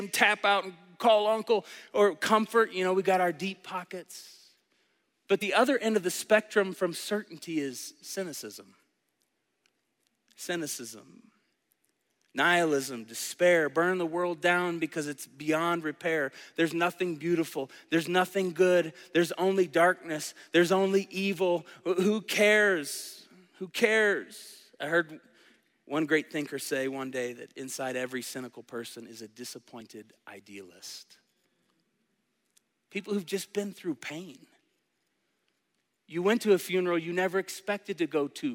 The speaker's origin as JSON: {"language": "English", "town": "Tulsa", "region": "Oklahoma", "country": "United States", "tie": "born or raised there", "said": "I was born in 1982 in Tulsa, Oklahoma, into a family that took me to church"}